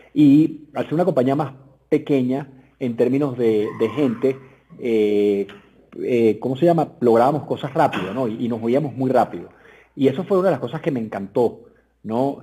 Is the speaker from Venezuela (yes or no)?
yes; Venezuela; moved away as an adult; now in Mexico; yo soy venezolano como tú, nos conocimos en Venezuela hace muchos años, porque obviamente estudiamos en el mismo colegio